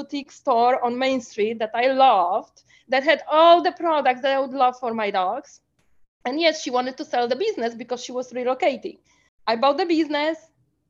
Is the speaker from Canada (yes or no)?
no; Poland; moved away as an adult; now in United States; I was not born in US. I was born in Poland